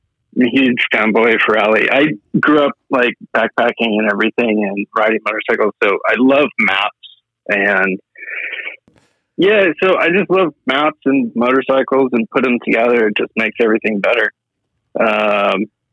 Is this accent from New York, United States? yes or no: no; San Diego, California, United States; North County, San Diego